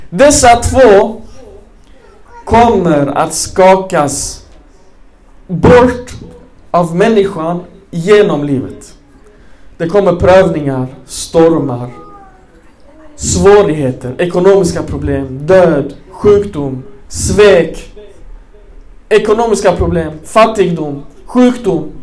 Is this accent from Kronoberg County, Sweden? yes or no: no; Malmö, Skåne, Sweden; Jag är uppväxt i Rosengård, alla muslimer.